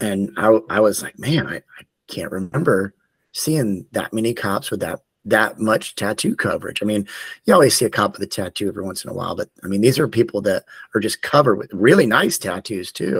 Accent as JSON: {"language": "English", "town": "Tallahassee", "region": "Florida", "country": "United States", "moved": "yes", "said": "I'm originally from Tallahassee, Florida"}